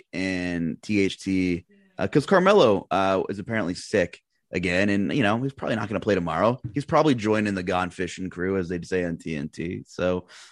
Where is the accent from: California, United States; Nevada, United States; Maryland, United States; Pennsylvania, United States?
Pennsylvania, United States; also born or lived in New York; I was born in New York, raised over here in Pennsylvania.